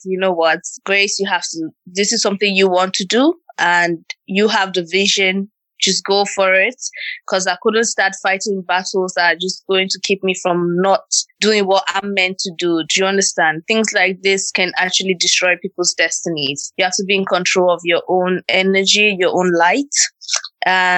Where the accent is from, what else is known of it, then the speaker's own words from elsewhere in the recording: Okpe, Edo, Nigeria; moved away; I'm from Nigeria and I'm from Akoko Edo State in a small town called Okpe